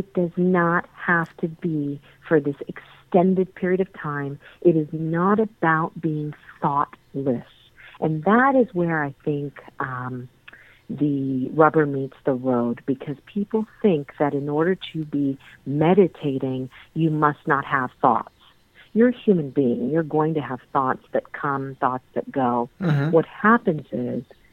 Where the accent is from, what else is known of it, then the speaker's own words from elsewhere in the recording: Mount Vernon, Virginia, United States; I grew up in Mount Vernon in Virginia.